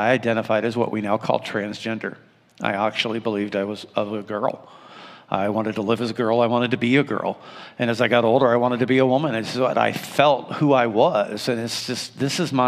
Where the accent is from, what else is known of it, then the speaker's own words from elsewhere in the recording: Findlay, Ohio, United States; now in Toledo, United States; I grew up in Findlay, Ohio, and it was a small town